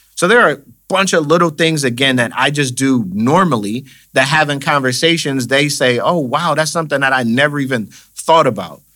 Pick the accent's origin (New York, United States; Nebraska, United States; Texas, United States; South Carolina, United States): New York, United States; Buffalo; Born and raised in Buffalo, New York.